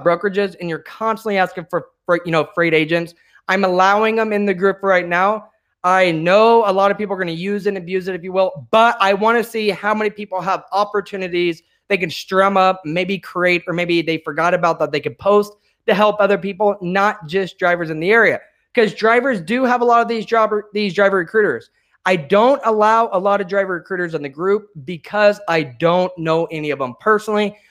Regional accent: central Illinois, United States; also born or lived in Chicago; now in Phoenix, United States; I come from the Midwest. I actually lived in central Illinois

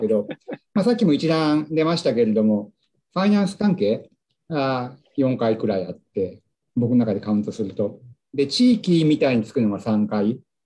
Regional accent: Nagano, Japan; moved away; 故郷の長野県長野市

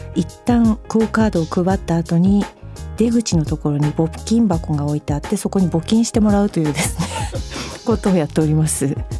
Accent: Akita, Japan; moved away; ふるさとの秋田県

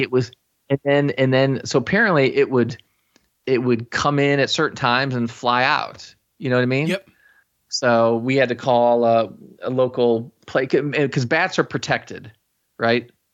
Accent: Chicago, Illinois, United States; I was born and raised in the Chicago area

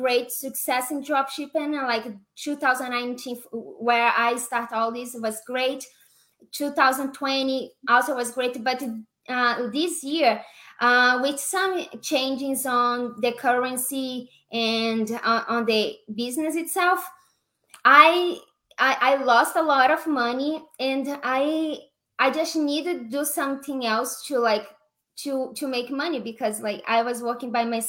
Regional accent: Brazil; English is a second language; moved away as an adult; now in Las Vegas, United States; I'm living in Las Vegas, but I'm from Brazil

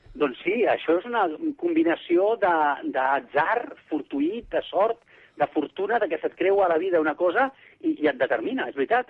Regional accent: Barcelona, Catalonia, Spain; Jo soc barceloní

